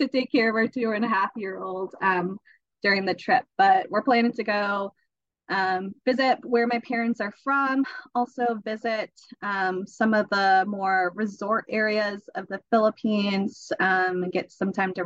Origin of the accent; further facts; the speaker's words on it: United States; I'm still going to come off as American